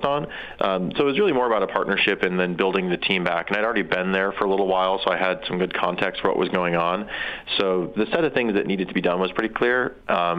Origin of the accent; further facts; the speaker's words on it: South Dakota, United States; moved away as an adult; I'm from South Dakota mostly.